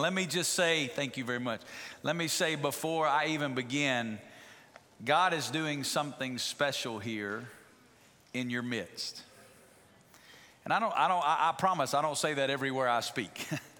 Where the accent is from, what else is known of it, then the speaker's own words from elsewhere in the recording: Alabama, United States; moved away as an adult; also born or lived in Memphis, Tennessee; now in Las Vegas, United States; I'm from Alabama.